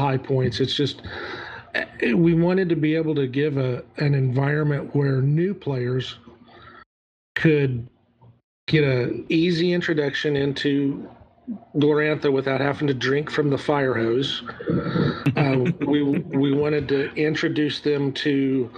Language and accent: English; Southern United States, United States; accent: Southern